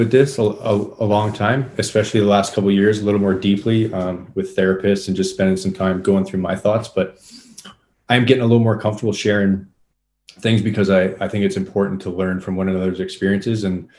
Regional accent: Winnipeg, Manitoba, Canada; also born or lived in Moose Jaw, Saskatchewan; Partially. I was mostly raised here. I think I've spent most of my life in Winnipeg, uh-huh. but I was born in Moose Jaw, Saskatchewan. So that's one province over to the west.

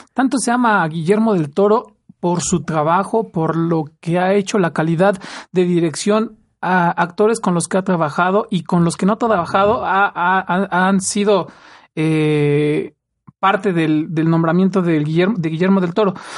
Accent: Mexico; los mexicanos lo amamos

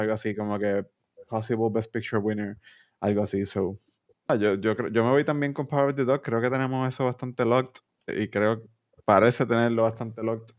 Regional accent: Puerto Rico; nosotros como boricuas

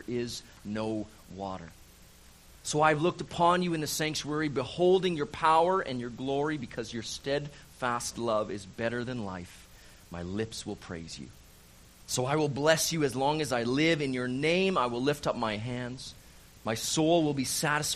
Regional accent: Calgary, Alberta, Canada; moved away as an adult; also born or lived in Vancouver Island / Maple Ridge, British Columbia; now in Kelowna, Canada; I'm from Calgary, born and raised, Calgary, Alberta.

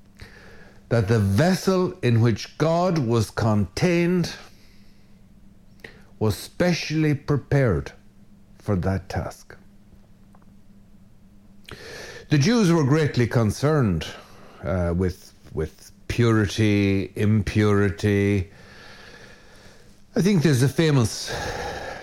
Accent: Ireland; most good red-blooded Irishmen

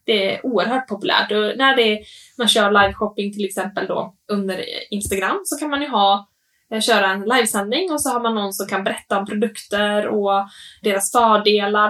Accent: Åland, Finland; jag tänker också tillbaka på Åland, där jag är uppvuxen

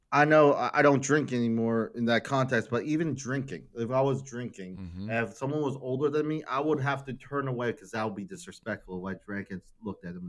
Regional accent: Hackettstown, New Jersey, United States; I was born in New Jersey, Hackettstown, New Jersey

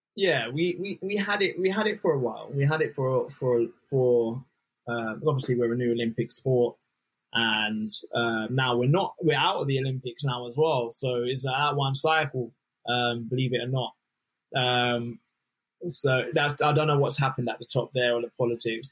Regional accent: Luton, East of England, United Kingdom; I'm from Luton Town originally

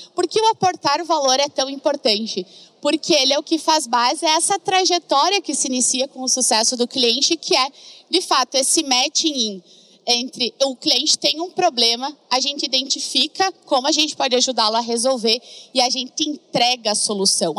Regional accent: Rio Grande do Sul, Brazil; accent: gaúcho; moved away; also born or lived in Florianópolis; Não sei se vocês já perceberam pelo sotaque, mas uma gaúcha que já andou por todo que lado, mas o sotaque ele não me deixa.

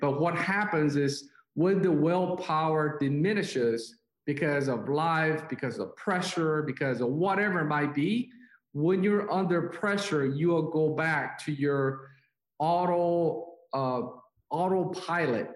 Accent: South Korea; moved away; I'm uh, Chinese, but I was born and raised in South Korea.

